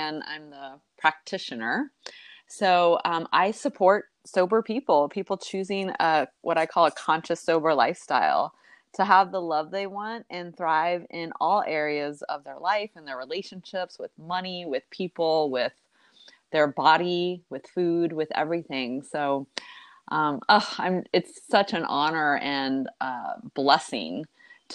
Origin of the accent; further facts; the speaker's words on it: Texas, United States; we were both born and raised in Texas